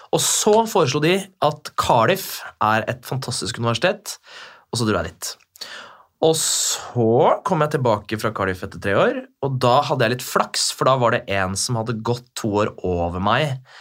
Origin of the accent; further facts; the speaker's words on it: Bærum, Akershus, Norway; jeg er jo fra Bærum, der hvor du bor. Mm -hmm. Så gikk jo liksom skole